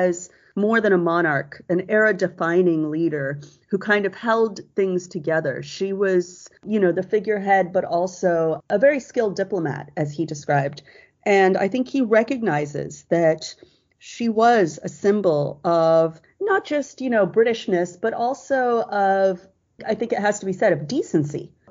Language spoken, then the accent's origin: English; Australia; moved away; I am an American, but actually I'm also born and raised in Australia